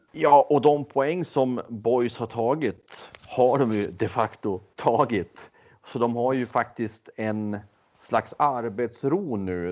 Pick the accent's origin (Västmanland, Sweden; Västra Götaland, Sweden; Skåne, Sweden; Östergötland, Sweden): Västmanland, Sweden; now in Skåne, Sweden; jag själv är västmanlänning.